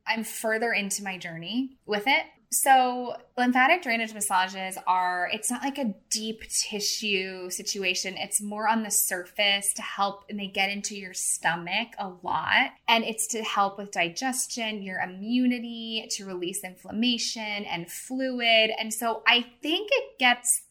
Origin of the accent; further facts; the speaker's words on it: St. Louis, Missouri, United States; I am from St. Louis